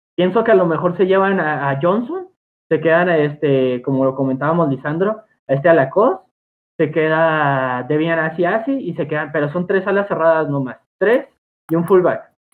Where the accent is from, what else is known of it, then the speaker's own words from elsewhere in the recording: Mexico; todos nosotros somos de México